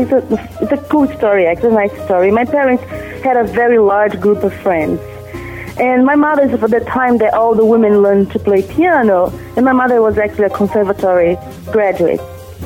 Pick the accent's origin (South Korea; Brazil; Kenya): Brazil; Rio de Janeiro; I'm from Rio de Janeiro.